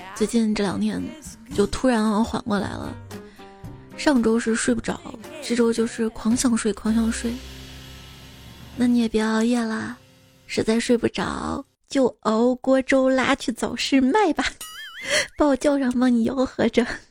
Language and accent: Chinese; Guanzhong, Shaanxi, China; accent: Guanzhong dialect; 我们陕西关中方言